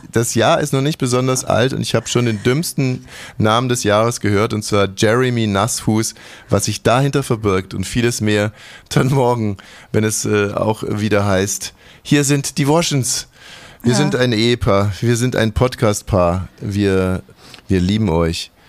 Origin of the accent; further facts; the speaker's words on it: Hungary; ich bin Ungar, weißt du, wir sympathisieren mit der Kaiserin jetzt schon sehr, sehr lange